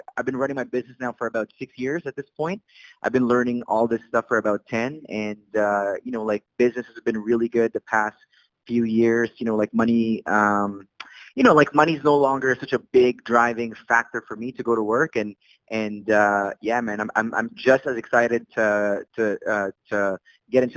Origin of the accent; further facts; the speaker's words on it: Saudi Arabia; English is a second language; moved away as an adult; also born or lived in Philippines / Canada; now in Calgary, Canada; I immigrated from the Philippines. The rest of my family immigrated from Saudi Arabia, where I was raised